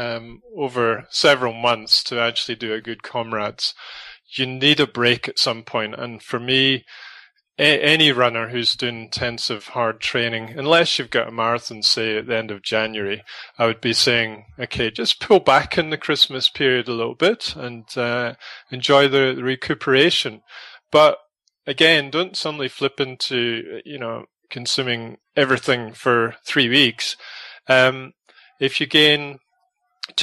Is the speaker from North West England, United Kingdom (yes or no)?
no; Scotland, United Kingdom; now in South Africa; I come from Scotland